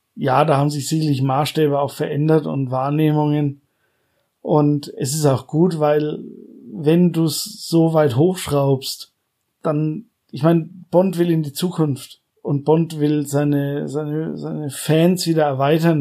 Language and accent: German; Coburg, Bavaria, Germany; meine Heimatstadt